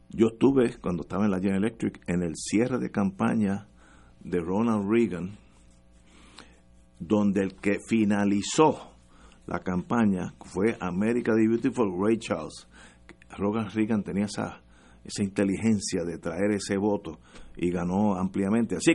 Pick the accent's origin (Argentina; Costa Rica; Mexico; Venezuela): Venezuela; born there; Yo nací en la Ribera.